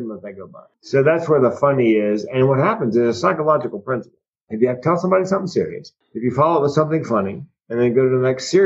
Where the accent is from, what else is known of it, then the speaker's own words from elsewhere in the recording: Raleigh, North Carolina, United States; moved away as an adult; I grew up in North Carolina in the 60s and 70s